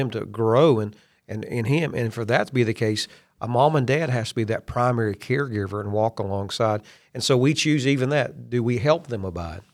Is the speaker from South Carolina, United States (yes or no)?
no; Kentucky, United States; I'm from Kentucky.